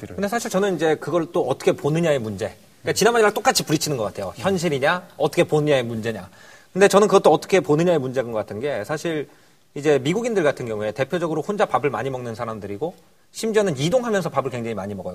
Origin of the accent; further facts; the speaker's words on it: Wonju, Gangwon, South Korea; 초등학교 원주에서 나왔습니다.